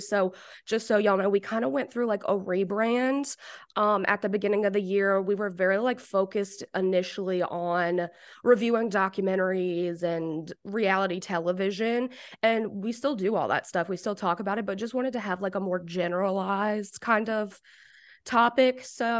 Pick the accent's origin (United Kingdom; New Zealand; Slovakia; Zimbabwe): United Kingdom; No, I am like boring white. I'm like from Britain or something.